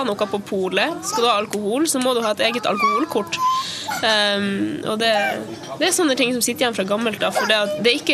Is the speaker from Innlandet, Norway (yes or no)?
no; Tysfjord, Nordland, Norway; now in Longyearbyen, Svalbard; jeg er fra Tysfjord i Nordland.